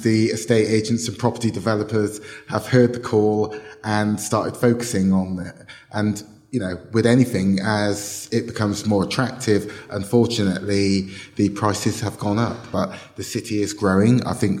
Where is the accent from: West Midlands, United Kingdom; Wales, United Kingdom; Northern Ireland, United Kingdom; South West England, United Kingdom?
South West England, United Kingdom; Bristol; I have lived in inner city Bristol. I grew up in St. Paul's in the 70s, and I've lived here most of my life.